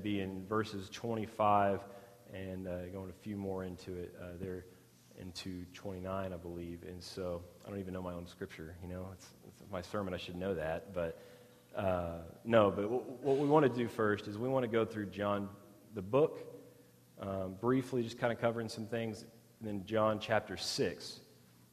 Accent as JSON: {"language": "English", "town": "Midland", "region": "Texas", "country": "United States", "tie": "born or raised there", "also_born_or_lived": "Odessa, Texas", "said": "I grew up in West Texas, Midland, Odessa, to be specific"}